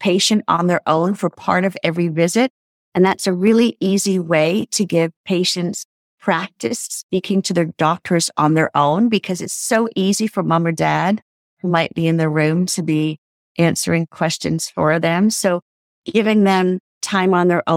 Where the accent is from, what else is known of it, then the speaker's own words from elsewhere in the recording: Canada; So I'm Canadian